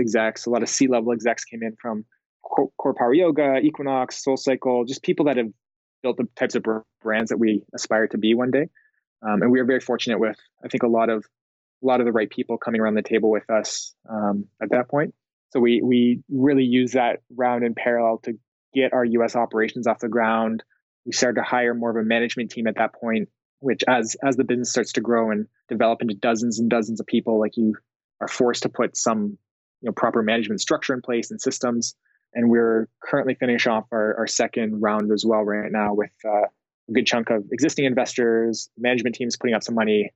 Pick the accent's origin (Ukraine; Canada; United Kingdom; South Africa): Canada; moved away as an adult; also born or lived in Finland / Sweden; now in United States; growing up as a Canadian